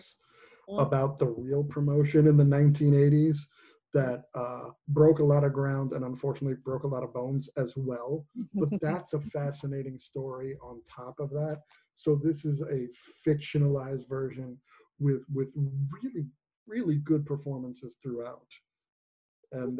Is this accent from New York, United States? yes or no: yes; New York, United States; growing up in New York